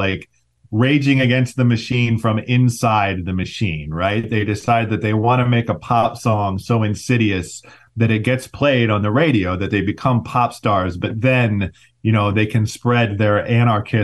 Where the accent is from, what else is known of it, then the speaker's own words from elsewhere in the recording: Ohio, United States; moved away as an adult; also born or lived in Oakland, California / New York City; I grew up mostly in Ohio